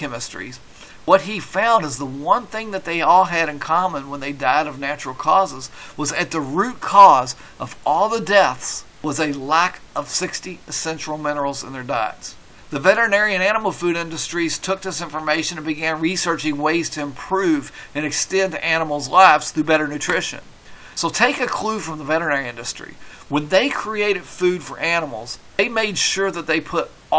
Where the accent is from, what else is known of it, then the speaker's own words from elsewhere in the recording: Kentucky, United States; I'm from Kentucky